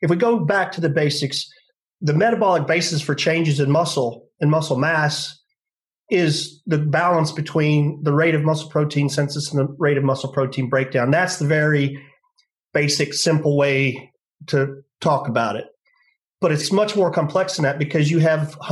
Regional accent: United States; moved away as an adult; also born or lived in Galveston, Texas / Birmingham / Stirling, Scotland / Durham; now in United Kingdom; I'm originally American.

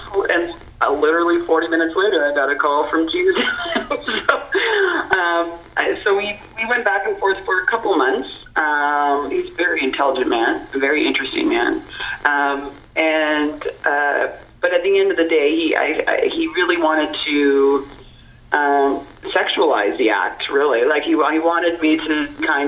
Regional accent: Prince Edward County, Ontario, Canada; moved away; I grew up in Prince Edward County, Ontario, and very rural community.

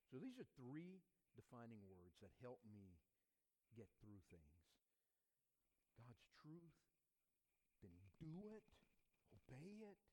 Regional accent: the South, United States; And I realized that there was a culture, even growing up in the South, that I didn't even know about.

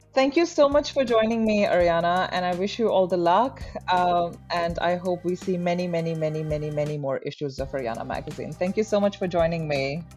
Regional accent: India; now in Australia; born and raised in India my entire life

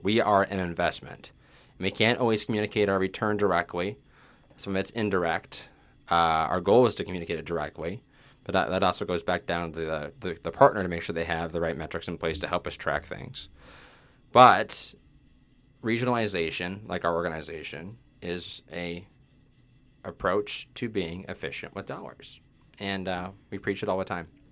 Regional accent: Mobridge, South Dakota, United States; also born or lived in Sioux Falls, South Dakota; I grew up in Mobile Ridge

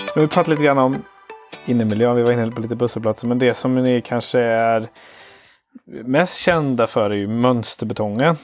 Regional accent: Karlstad, Värmland, Sweden; now in Gothenburg, Sweden; jag är uppvuxen i Karlstad

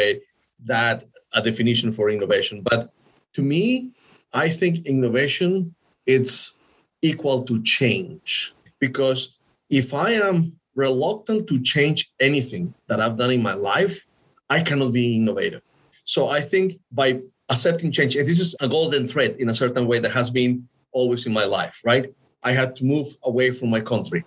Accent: Costa Rica; English is a second language; moved away as an adult; also born or lived in Venezuela / Italy / Los Angeles; I'm originally from Costa Rica. I did my bachelor's degree down there in business administration

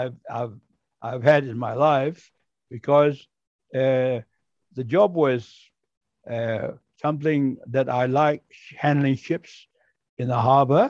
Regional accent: Myanmar; moved away as an adult; also born or lived in Singapore; the first Burmese harbor pilot in the port of Rangoon

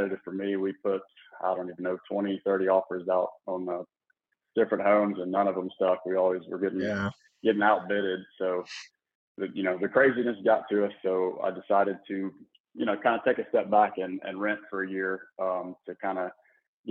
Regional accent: Memphis, Tennessee, United States; moved away as an adult; also born or lived in Mississippi / San Antonio, Texas / Corpus Christi, Texas; now in Houston, United States; I'm originally born and raised in Memphis

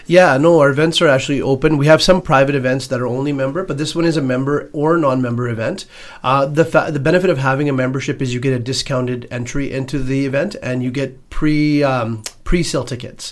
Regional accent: Edmonton, Alberta, Canada; born and raised in Edmonton, Alberta

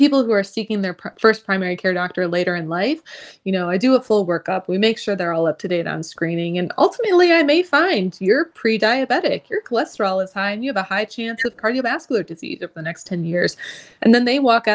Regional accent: Ohio, United States; moved away as an adult; also born or lived in St. Martin; I'm from Ohio, so I did try to get into some Ohio med schools.

